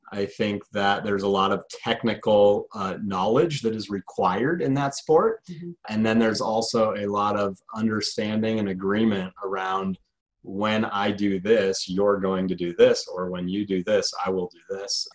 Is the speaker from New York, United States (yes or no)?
no; Colorado, United States; I'm from Colorado originally born and raised.